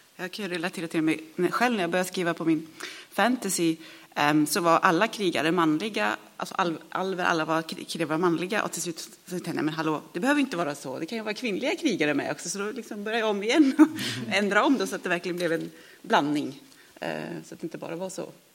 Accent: Sweden; moved away; vi är svenskar

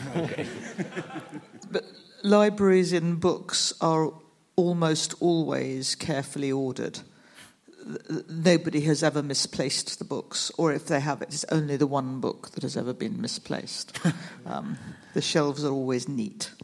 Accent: United Kingdom; I, am from the UK

